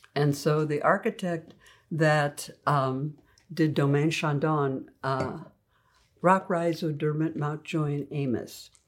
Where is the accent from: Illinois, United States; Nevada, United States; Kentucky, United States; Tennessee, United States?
Illinois, United States; Oak Park; moved away as an adult; also born or lived in Oxford, Ohio; now in California, United States; I come from the Midwest, Oak Park, Illinois, home of, uh, Ernest Hemingway and Frank Lloyd Wright